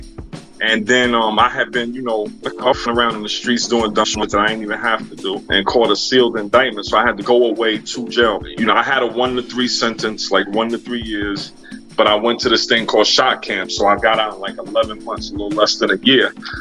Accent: New York, United States; also born or lived in Cleveland, Ohio / North Carolina; now in Houston, United States; I'm in Houston, Texas right now. I'm a New Yorker. I'm an East Coast boy.

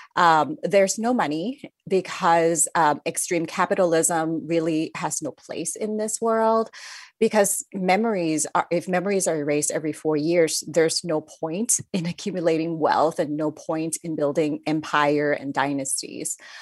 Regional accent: Thailand; moved away; I grew up in Thailand

